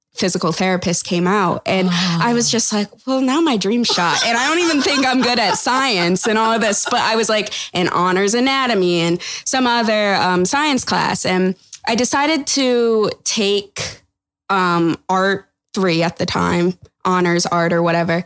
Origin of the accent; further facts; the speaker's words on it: Toledo, Ohio, United States; So I'm originally from Ohio, Toledo, Ohio. Grew up there